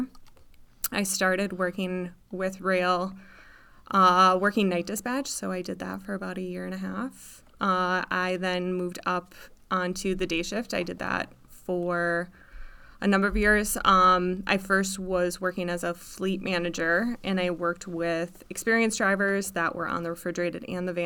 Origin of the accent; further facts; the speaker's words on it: Stevens Point, Wisconsin, United States; also born or lived in Eau Claire; now in Marshfield, United States; I'm from Stevens Point, so about 40 miles away.